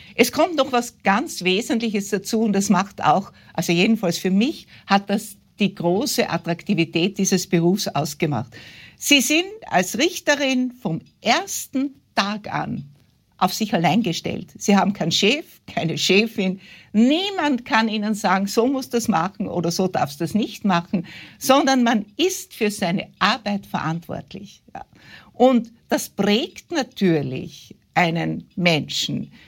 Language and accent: German; West Styria, Austria; ich bin in der Weststeiermark aufgewachsen, wie Sie gesagt haben, auf einem Bauernhof.